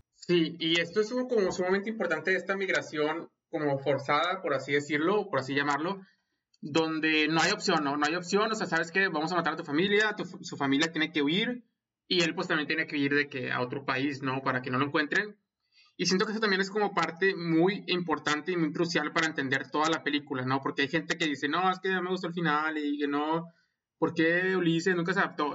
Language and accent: Spanish; Monterrey, Nuevo León, Mexico; now in United States; soy regio y he inmigrado a los Estados Unidos